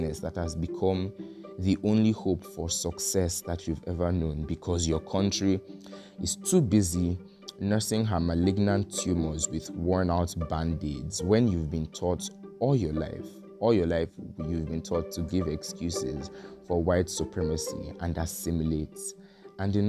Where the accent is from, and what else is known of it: Nigeria